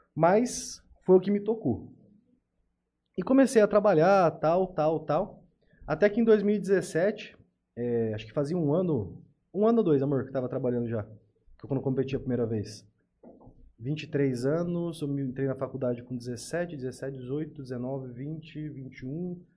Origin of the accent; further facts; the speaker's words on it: Tupã, São Paulo, Brazil; eu sou de Tupã